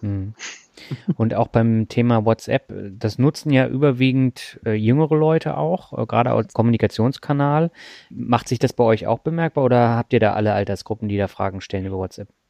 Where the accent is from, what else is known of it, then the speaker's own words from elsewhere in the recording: Swabia, Germany; moved away; in meine alte Heimat, nämlich das Schwabenland